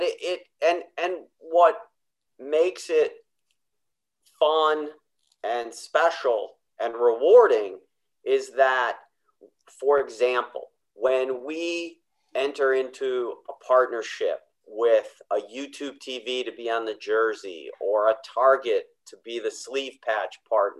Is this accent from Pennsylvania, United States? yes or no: no; Chicago, Illinois, United States; I loved basketball as a kid, loved the old pre-Michael Jordan Chicago Bulls.